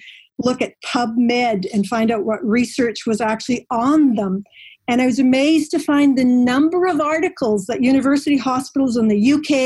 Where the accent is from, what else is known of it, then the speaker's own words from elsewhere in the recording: Maple Ridge, British Columbia, Canada; I grew up in Maple Ridge. That's in British Columbia in Canada.